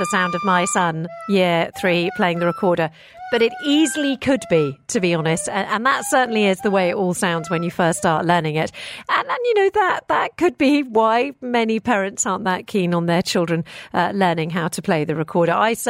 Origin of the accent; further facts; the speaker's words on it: Hong Kong; now in Dubai, United Arab Emirates; I grew up in Hong Kong, and even A-star students had multiple tutors. It's just the way it is over there.